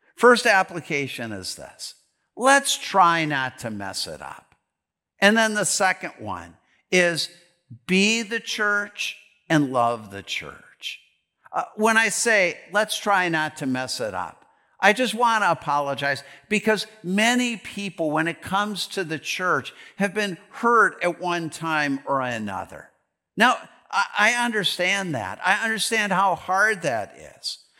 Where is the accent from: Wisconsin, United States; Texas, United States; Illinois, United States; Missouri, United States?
Wisconsin, United States; Green Bay; now in Delano, United States; I grew up in Green Bay, Wisconsin